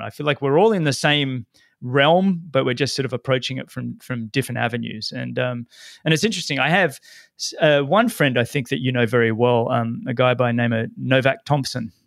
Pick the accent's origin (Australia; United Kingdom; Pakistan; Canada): Australia; Sydney, New South Wales; now in Florida, United States; my hometown, Sydney